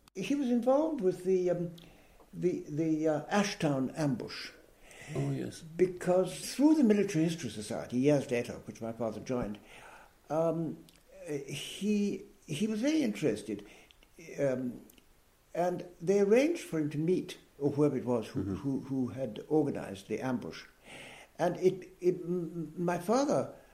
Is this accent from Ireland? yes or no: yes; Ireland; I'm an Irish citizen, and uh, uh I think, like most people of my my background, as I said before, they consider themselves Irish